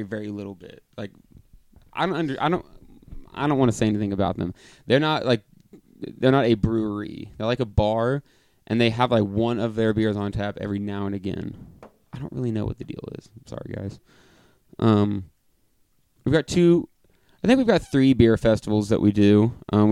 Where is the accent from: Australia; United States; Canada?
United States; Lafayette, Indiana; We're from Lafayette, Indiana